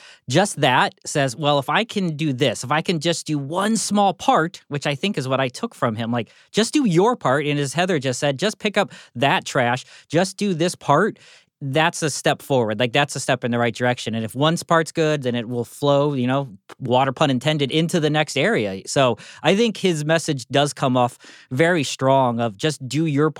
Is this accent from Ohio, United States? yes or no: yes; Ohio, United States; I'm from Ohio.